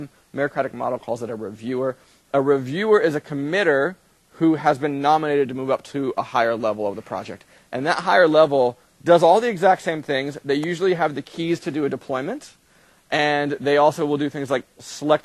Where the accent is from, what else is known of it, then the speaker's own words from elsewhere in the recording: United States; I'm American